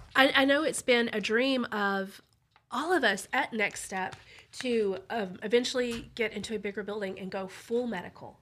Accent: Burleson, Texas, United States; I grew up in Burleson, and I grew up pro-life, too

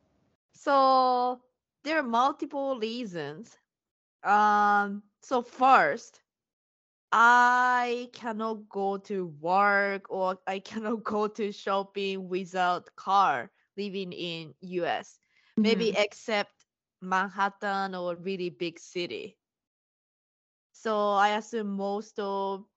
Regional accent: Japan; now in United States; I'm Japanese and I'm living in US

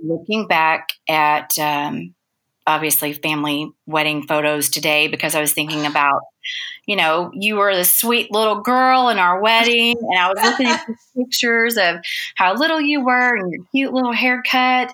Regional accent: Dallas, Texas, United States; I'm a Dallas girl, I've been here forever

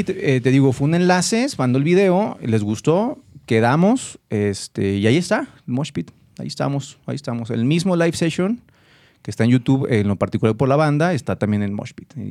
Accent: Ciudad Juárez, Chihuahua, Mexico; now in Guadalajara, Mexico; Que yo soy de Juárez

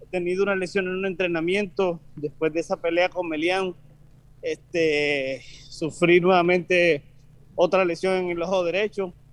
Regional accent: Colombia; yo soy colombiano, igual que Jace.

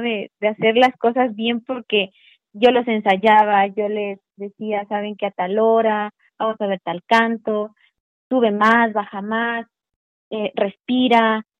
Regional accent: Veracruz, Mexico; moved away as an adult; now in Puebla, Mexico; Yo soy de Veracruz, y cuando yo empecé a ver mi oportunidad de entrar a la universidad, eh, pues me vine a Puebla

